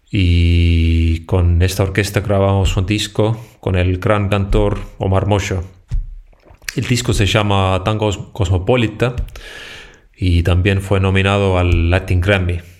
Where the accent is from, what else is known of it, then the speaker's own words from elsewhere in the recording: Estonia; Alemania, Holanda, eh, Bélgica y también en mi país Estonia.